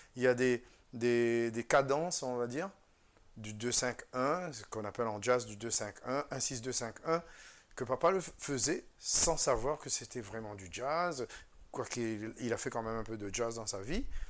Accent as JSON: {"language": "French", "country": "Réunion", "also_born_or_lived": "Vendée", "moved": "as an adult", "said": "je suis français, je viens de l'île de la Réunion"}